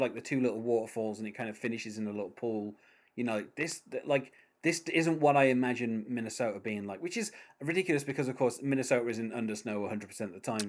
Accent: United Kingdom; accent: British

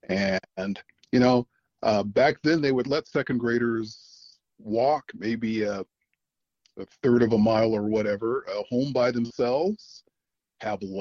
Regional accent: Okinawa, Japan; also born or lived in Chicago, United States; I'm I am uh, a native of Chicago, but I did not grow up there. Um, you know, my dad was in the army, uh, so I did a lot of growing up on Okinawa, Japan. We had uh, two tours there.

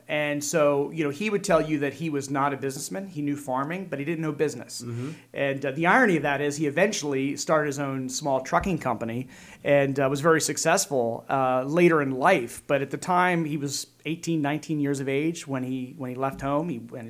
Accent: Drumore Township, Pennsylvania, United States; also born or lived in Lancaster County; Yeah, I grew up on a dairy farm, Southern Lancaster County. My dad was a dairy farmer in Drumore Township the first 10 years or so of my life.

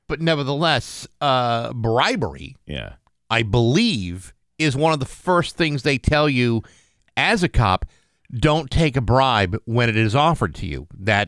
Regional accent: Rehoboth, Massachusetts, United States; my hometown of Rehoboth.

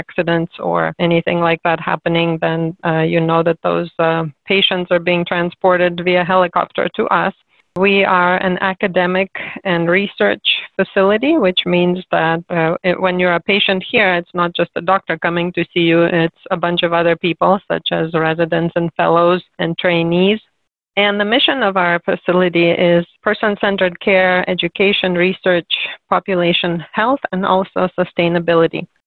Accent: Cherkasy, Cherkasy Oblast, Ukraine; moved away as an adult; also born or lived in Sacramento, United States; now in United States; I was born and raised in Ukraine in the city of Cherkasy.

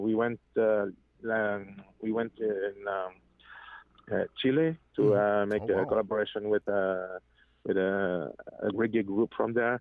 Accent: Innu First Nations, Quebec, Canada; first language French; English is a second language; also born or lived in Montreal; French is my native language, my native tongue.

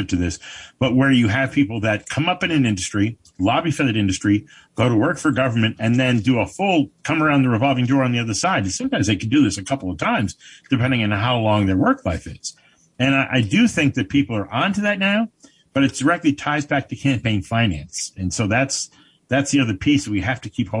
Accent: Paterson, New Jersey, United States; I was born in Patterson

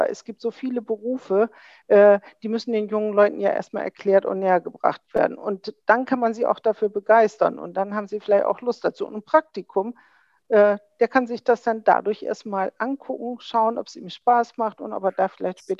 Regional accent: Bremen, Germany; Das sage ich ganz überzeugt als Bremerin.

